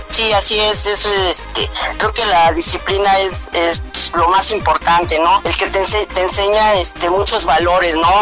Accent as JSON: {"language": "Spanish", "country": "Mexico", "said": "En mi país"}